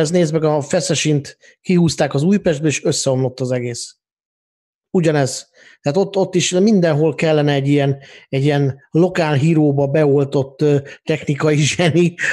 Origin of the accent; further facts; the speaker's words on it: Debrecen, Hajdú-Bihar, Hungary; ami engem debreceniként felháborított volna